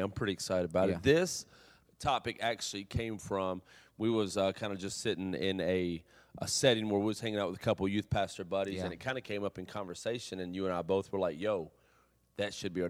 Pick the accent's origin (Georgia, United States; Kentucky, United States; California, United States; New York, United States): Kentucky, United States; You know I'm from Kentucky. Why you gotta say it like that?